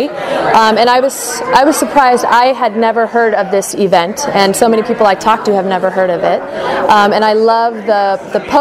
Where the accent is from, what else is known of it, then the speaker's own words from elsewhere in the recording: Montana, United States; moved away as an adult; now in Irvine, United States; I was born and raised in Montana